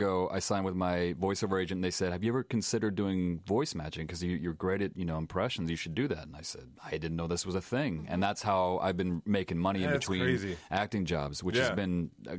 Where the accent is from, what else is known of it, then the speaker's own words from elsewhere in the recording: Littleton, Colorado, United States; moved away as an adult; I'm from Littleton, Colorado, just south of Denver.